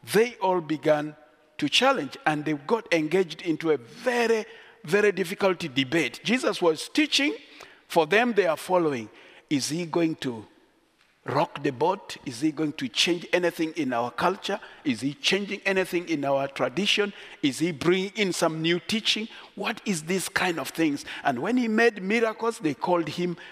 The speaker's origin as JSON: {"language": "English", "country": "Uganda", "tie": "born or raised there", "said": "I am so proud to be a Kuku by tribe. I grew up in Uganda"}